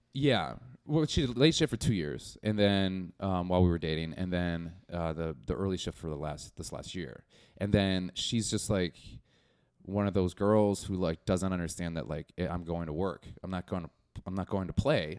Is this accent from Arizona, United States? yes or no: no; Milwaukee, Wisconsin, United States; moved away as an adult; now in Chicago, United States; I'm from Milwaukee